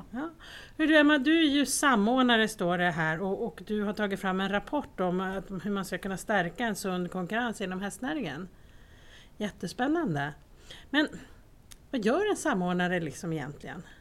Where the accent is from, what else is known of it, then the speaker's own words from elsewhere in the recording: Säffle, Värmland, Sweden; now in Karlskrona, Sweden; Kommer från Säffle från början.